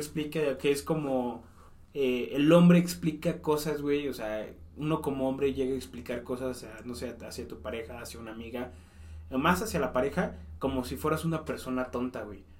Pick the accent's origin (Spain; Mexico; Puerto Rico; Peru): Mexico; Mexico City; moved away